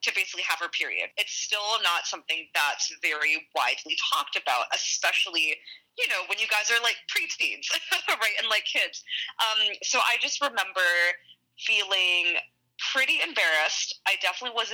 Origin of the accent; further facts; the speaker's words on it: Vancouver, British Columbia, Canada; I grew up in Vancouver, actually.